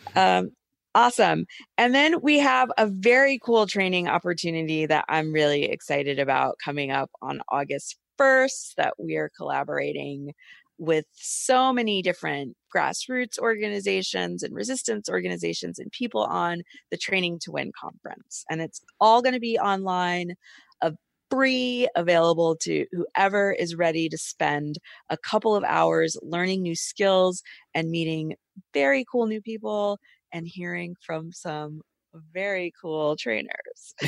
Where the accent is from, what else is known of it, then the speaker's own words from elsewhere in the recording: Atlanta, Georgia, United States; I'm from Atlanta